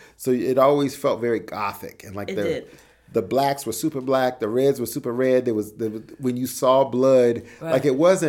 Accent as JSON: {"language": "English", "region": "the South", "country": "United States", "tie": "born or raised there", "said": "one thing that my school used to do, growing up in the South, we used to have movie days during like Halloween season"}